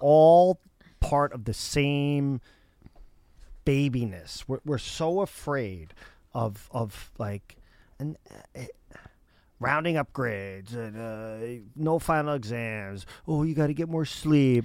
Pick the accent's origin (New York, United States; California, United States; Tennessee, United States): New York, United States; suburbs of New York City, United States; I grew up in suburbs of New York City.